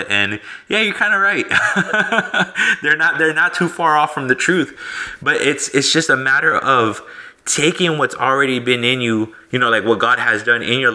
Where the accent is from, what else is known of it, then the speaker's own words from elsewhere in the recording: the DFW area, Texas, United States; I'm from Texas, so, and more so like the DFW area